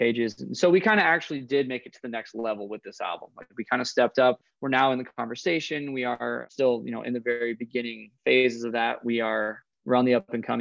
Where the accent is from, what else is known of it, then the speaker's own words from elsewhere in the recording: Coeur d'Alene, Idaho, United States; There's 40 lakes within 40 miles of where I grew up